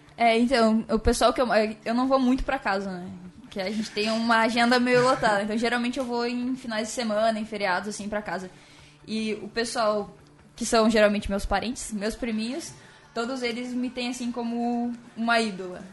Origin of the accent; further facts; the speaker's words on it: Pinhalzinho, Santa Catarina, Brazil; moved away; also born or lived in São Paulo; eu vim do interior de Santa Catarina